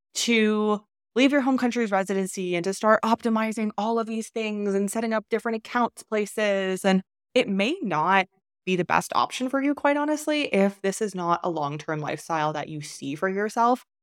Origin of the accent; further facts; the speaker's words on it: Canada; moved away as an adult; I was born in Canada